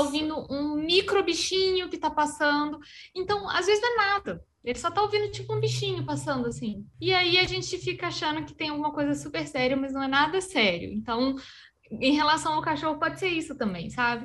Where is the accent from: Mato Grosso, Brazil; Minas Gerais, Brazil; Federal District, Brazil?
Minas Gerais, Brazil; accent: mineiro; moved away; also born or lived in interior of Paraná; O sotaque já, já mantém aí que eu sou, sou mineira.